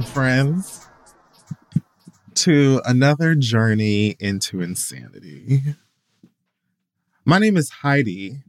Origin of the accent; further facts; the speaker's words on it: Miami, Florida, United States; you got to remember I'm from Miami.